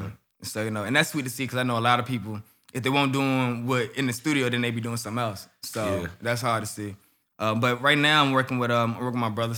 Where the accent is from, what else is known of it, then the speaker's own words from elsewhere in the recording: Atlanta, Georgia, United States; that's where I'm from. For sure.